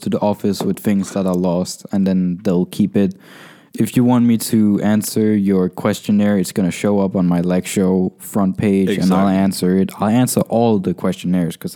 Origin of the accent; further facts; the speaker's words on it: Denmark; I'm Danish